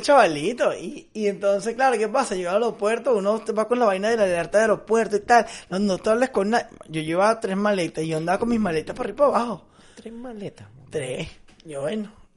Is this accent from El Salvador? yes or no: no; Venezuela; moved away as an adult; also born or lived in Dublin, Ireland / Italy; me volví para pa Venezuela